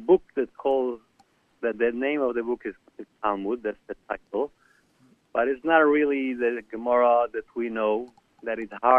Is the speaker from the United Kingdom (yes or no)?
no; Israel; now in South Korea; I was born in Israel.